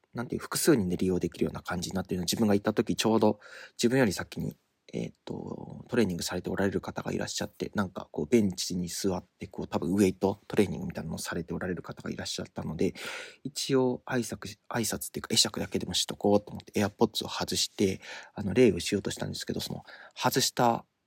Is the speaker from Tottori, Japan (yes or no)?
yes; Tottori, Japan; moved away; 鳥取ので生まれ育ったっていう割には、方言はあんまりない方だという自意識があったんですけど